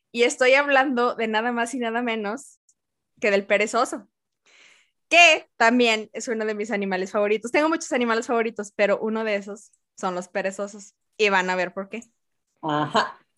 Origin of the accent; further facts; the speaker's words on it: Mexico; porque como soy de México